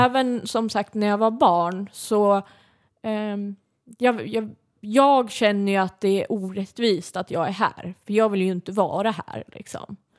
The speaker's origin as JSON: {"language": "Swedish", "region": "Södermanland", "country": "Sweden", "tie": "born or raised there", "said": "jag är uppväxt i, i Sörmland"}